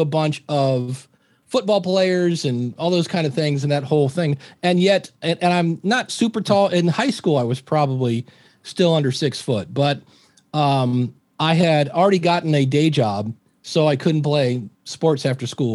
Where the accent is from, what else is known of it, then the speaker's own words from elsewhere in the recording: Akron, Ohio, United States; also born or lived in Cleveland, Ohio; I grew up in Akron, Ohio